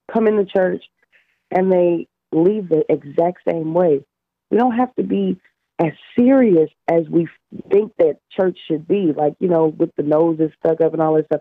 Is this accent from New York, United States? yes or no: no; Louisiana, United States; I am from Louisiana